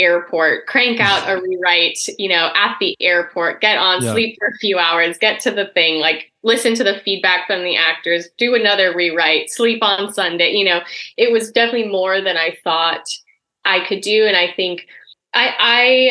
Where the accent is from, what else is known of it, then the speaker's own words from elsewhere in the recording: Eugene, Oregon, United States; moved away as an adult; also born or lived in Chicago; I grew up in Oregon